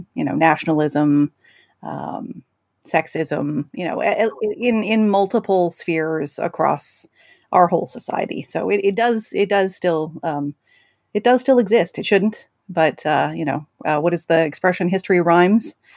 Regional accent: Alberta, Canada; I'm from Alberta, Canada

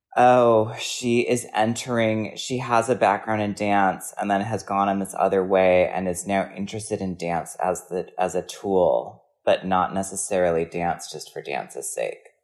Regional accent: Wisconsin, United States

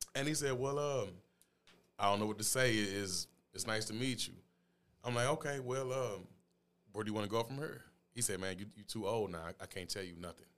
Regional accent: St. Louis, Missouri, United States; I grew up in Fountain Place

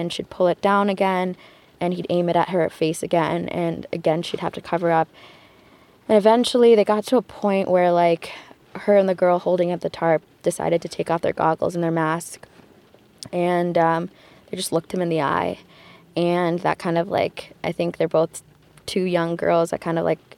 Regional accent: Detroit, Michigan, United States; I'm from Detroit, Michigan.

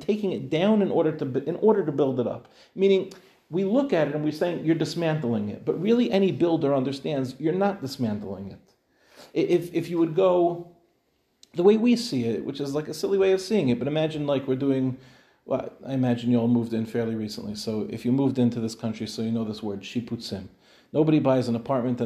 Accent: United States; now in Israel; as an American, I was living in America when we built our apartment

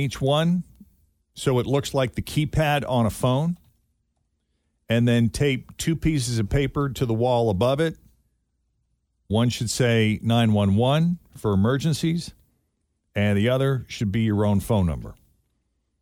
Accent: Boston area, Massachusetts, United States; when I was a kid growing up in the Boston area

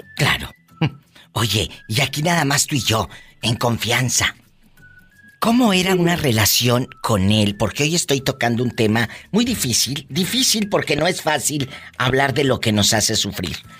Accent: Matamoros, Tamaulipas, Mexico; de Matamoros, mi tierra

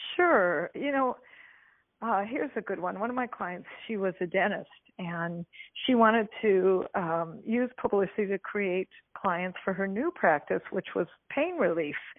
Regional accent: Detroit, Michigan, United States; now in California, United States; I grew up in Detroit, Michigan

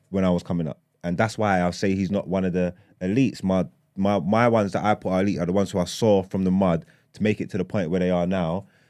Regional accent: London, United Kingdom; I grew up in East London

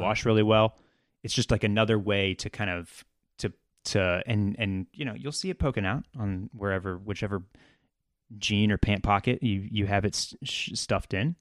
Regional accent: Texas, United States; we're from Texas

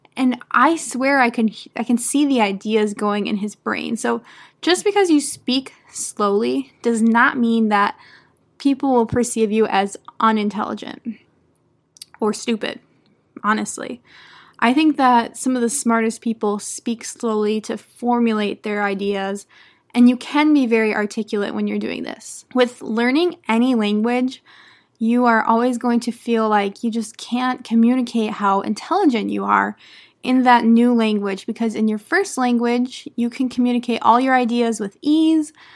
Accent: United States; first language English; I'm an American English teacher

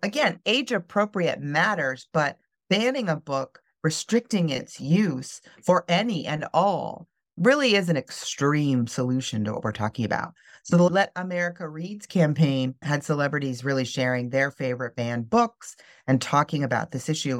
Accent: Midwest, United States; moved away as an adult; also born or lived in North Carolina; I grew up in the Midwest

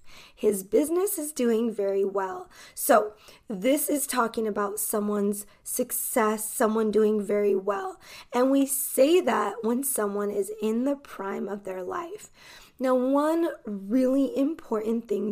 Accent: United States; I am an American English teacher

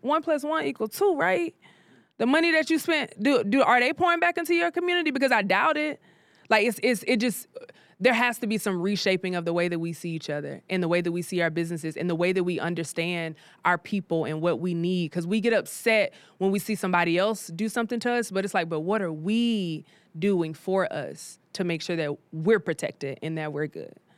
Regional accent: South Carolina, United States; moved away as an adult; now in Atlanta, United States; I'm from South Carolina.

